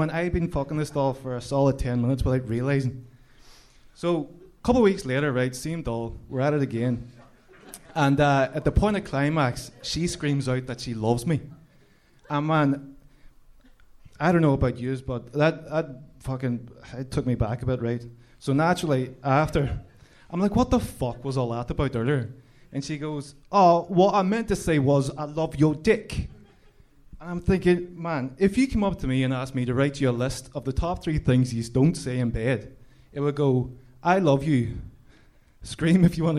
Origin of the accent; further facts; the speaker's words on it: Ireland; What's the crack? … As an Irishman, I have a lot of fun dating English women.